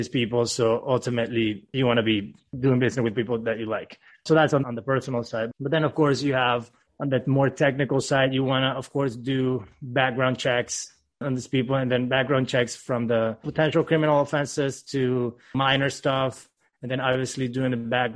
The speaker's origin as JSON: {"language": "English", "country": "Venezuela", "tie": "born or raised there", "moved": "yes", "lives_now": "Miami, United States", "said": "Originally born and raised in Venezuela, moved to the U.S. in 2010"}